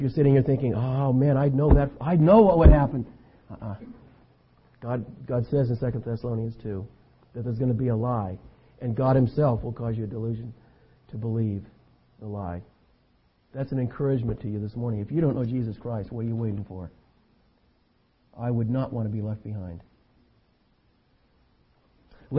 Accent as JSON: {"language": "English", "town": "Concord", "region": "California", "country": "United States", "tie": "born or raised there", "also_born_or_lived": "San Lorenzo", "said": "When I was a boy growing up in Concord, just over the hill here"}